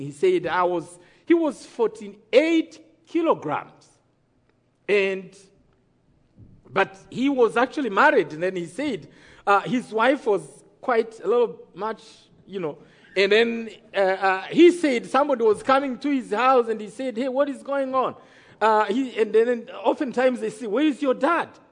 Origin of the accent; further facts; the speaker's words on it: Rwanda; I come from Rwanda